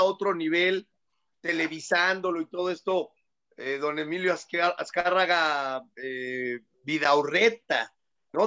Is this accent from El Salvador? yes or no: no; Mexico; somos los mexicanos